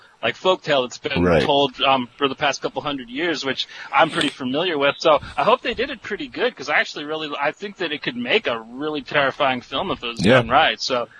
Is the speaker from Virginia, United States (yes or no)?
no; California, United States; I grew up in California